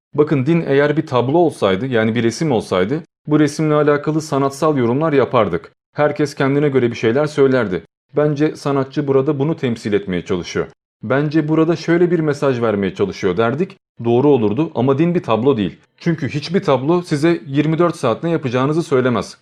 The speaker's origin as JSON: {"language": "Turkish", "country": "Turkey", "said": "biz Türkiye'de yaşıyoruz, Türk'üz, Türkçe konuşuyoruz, hayatımız Türkçe ile geçiyor ve Türk okullarına gidiyoruz."}